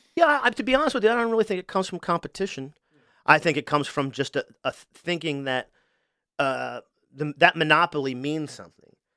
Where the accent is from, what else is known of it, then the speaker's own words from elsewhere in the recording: Wilmington, Delaware, United States; I'm from Wilmington, too